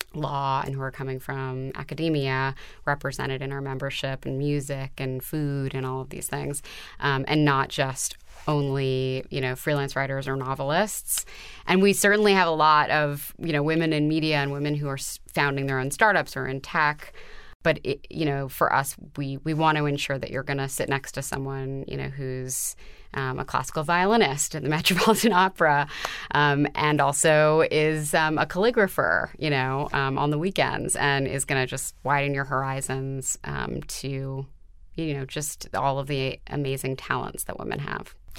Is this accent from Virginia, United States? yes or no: no; New York City, New York, United States; I was brought up on the Upper West Side in New York City